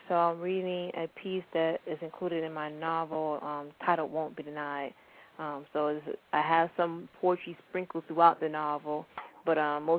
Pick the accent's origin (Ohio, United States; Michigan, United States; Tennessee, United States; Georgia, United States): Georgia, United States; Atlanta; I'm from Atlanta.